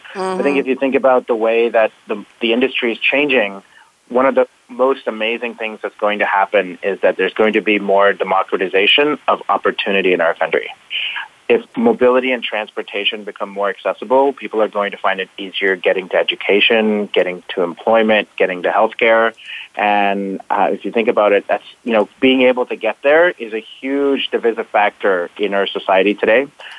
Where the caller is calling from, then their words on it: Detroit, Michigan, United States; So I'm calling in from Detroit, Michigan, which is where Integral is based out of.